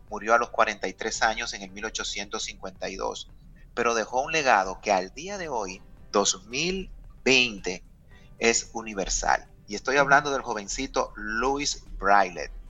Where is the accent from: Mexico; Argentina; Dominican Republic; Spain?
Dominican Republic; todo lo que nosotros como dominicanos queremos y necesitamos orientado a cambios